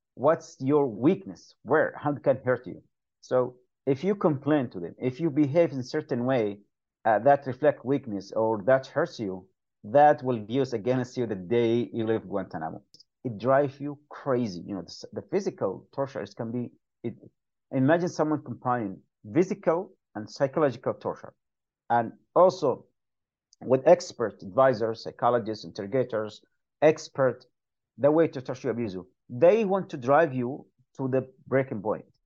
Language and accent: English; Yemen; moved away; I am from Yemen